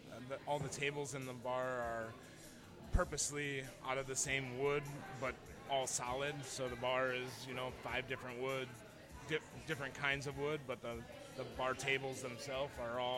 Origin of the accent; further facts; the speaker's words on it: Pekin, Illinois, United States; moved away as an adult; also born or lived in Afghanistan / Kuwait; for the last 10 years, I've been overseas, Afghanistan and Kuwait, and I always have a love for my hometown, downtown. I have a vision of downtown Pekin, Illinois